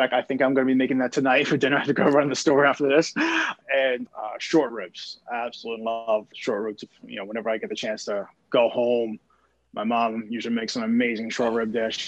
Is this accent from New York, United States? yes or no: yes; New York City, New York, United States; now in Houston, United States; I'm from New York City, so right. I am a Yankee fan.